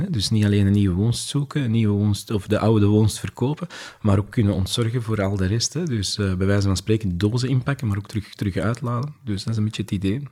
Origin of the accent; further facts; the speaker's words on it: Belgium; wij zijn, wij zijn Belgen, hè? we zijn allemaal geboren met, eh, met een baksteen in ons maag